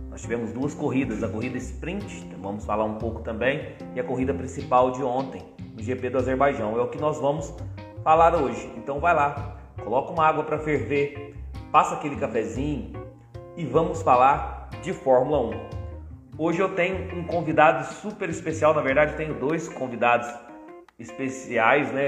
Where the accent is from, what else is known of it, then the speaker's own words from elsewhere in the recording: Brazil; eu tenho orgulho de falar que sou brasileiro